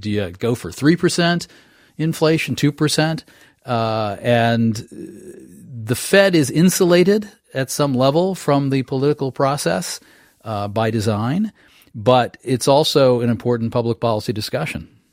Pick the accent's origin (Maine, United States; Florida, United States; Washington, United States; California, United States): Maine, United States; I'm from Maine